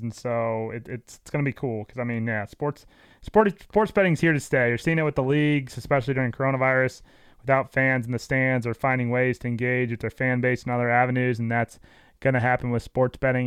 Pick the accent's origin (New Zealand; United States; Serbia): United States; St. Louis, Missouri; born or raised there